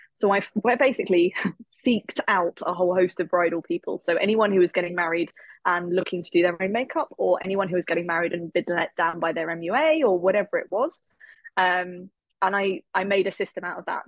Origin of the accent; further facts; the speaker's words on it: England, United Kingdom; I am from England. I live in England